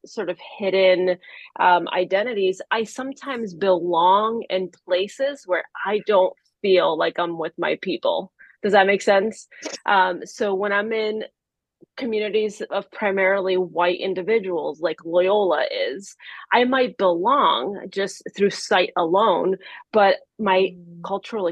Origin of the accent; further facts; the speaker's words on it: Miami, Florida, United States; English is a second language; moved away as an adult; now in Maryland, United States; Being in Miami, however, from 6 to 30, so most of my time on this earth